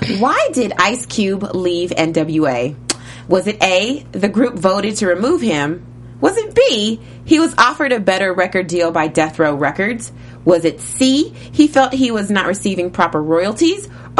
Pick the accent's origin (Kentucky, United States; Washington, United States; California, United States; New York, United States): Kentucky, United States; I'm from Kentucky.